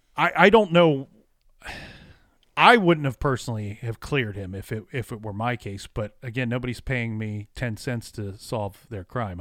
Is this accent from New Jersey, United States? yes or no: no; Ohio, United States; I'm born and raised in Ohio